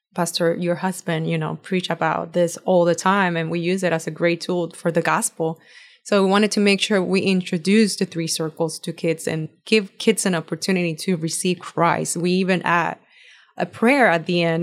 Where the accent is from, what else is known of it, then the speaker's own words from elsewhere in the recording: Puerto Rico; first language Spanish; English is a second language; moved away as an adult; now in United States; Born and raised in Puerto Rico, I actually just moved here when I married my husband